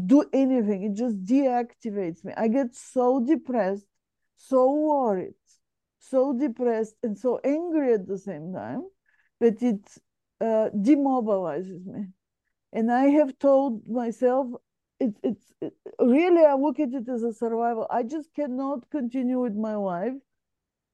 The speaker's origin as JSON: {"language": "English", "country": "Bulgaria", "moved": "as an adult", "said": "So I come from, my home country is Bulgaria"}